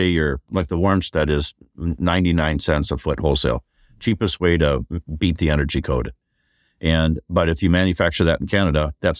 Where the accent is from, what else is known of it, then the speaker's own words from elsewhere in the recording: Minnesota, United States; Like, we're from Minnesota.